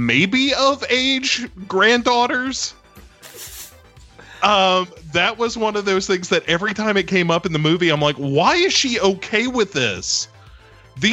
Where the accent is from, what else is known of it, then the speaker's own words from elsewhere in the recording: United States; I'm an American